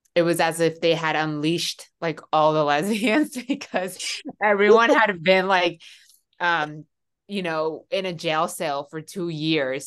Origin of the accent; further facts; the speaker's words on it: Miami, Florida, United States; moved away as an adult; also born or lived in Seattle / Sacramento; now in San Francisco, United States; I am originally from Miami